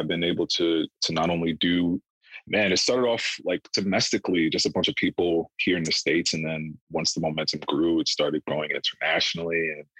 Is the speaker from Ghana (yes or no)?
yes; Ghana; we're all African, we're all Ghanaian here